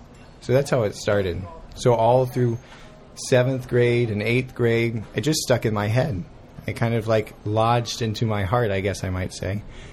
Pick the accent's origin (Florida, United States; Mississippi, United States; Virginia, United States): Mississippi, United States; Gulfport; also born or lived in Tennessee / Houston, Texas; now in Memphis, United States; I was born in Mississippi on the Gulf Coast of Mississippi in Gulfport.